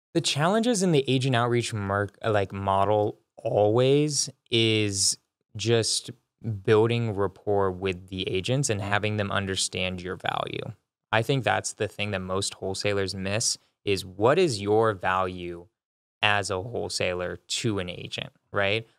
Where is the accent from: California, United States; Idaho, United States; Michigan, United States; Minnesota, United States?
California, United States; moved away as an adult; also born or lived in San Francisco; now in Denver, United States; So I'm from California. I moved to Denver a year ago